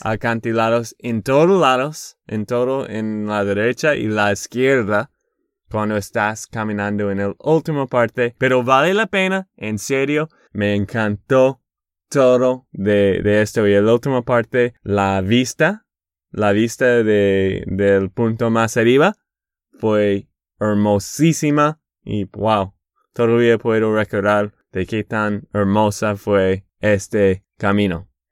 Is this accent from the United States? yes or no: yes; Boston, Massachusetts, United States; Spanish is a second language; also born or lived in Texas; Yo soy de Boston, de Massachusetts